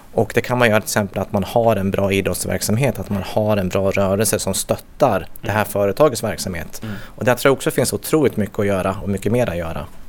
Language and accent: Swedish; Gävle, Gävleborg County, Sweden; född och uppvuxen i Gävle